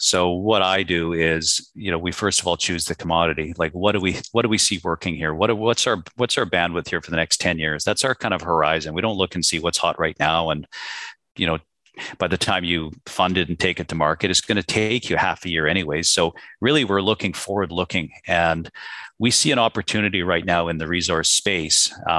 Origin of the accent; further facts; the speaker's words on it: Canada; my background, I was born and raised in Canada, and the Canadian marketplace